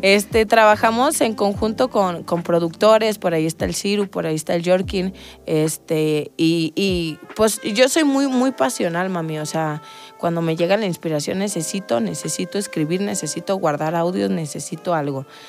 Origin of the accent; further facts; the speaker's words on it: Salamanca, Guanajuato, Mexico; venimos del mismo lugar, somos de Salamanca